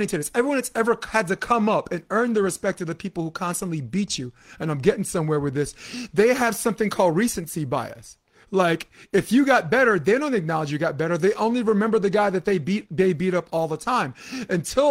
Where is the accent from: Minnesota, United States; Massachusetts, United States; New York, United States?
New York, United States; New York City; I am a kid from Flatbush, Brooklyn, New York.